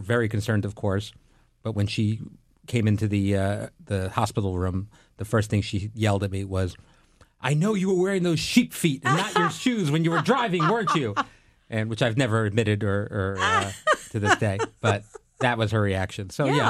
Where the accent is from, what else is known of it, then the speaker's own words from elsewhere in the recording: Long Island, New York, United States; Because I'm Italian from Long Island.